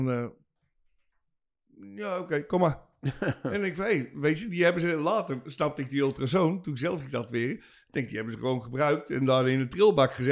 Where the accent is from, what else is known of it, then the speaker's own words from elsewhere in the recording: Zeist, Utrecht, Netherlands; ik kom uit Zeist, daar in Utrecht